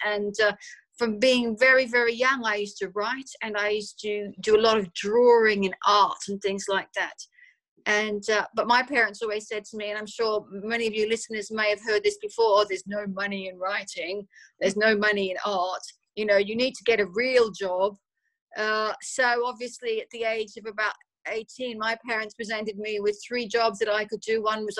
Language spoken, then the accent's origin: English; Australia; moved away as an adult; now in London, United Kingdom; I grew up in Australia, if you can't pick the accent. I lived there until about 20 or so years ago, and I moved to London.